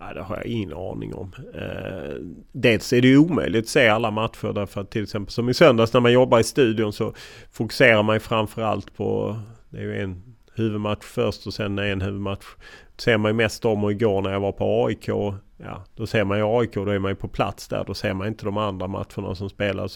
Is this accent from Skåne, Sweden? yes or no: yes; Lund, Skåne, Sweden; moved away as an adult; now in Stockholm, Sweden; Jag kommer från Lund och uppvuxen i Lund och stannade i Lund väldigt länge tills jag var 28 innan jag flyttade till Stockholm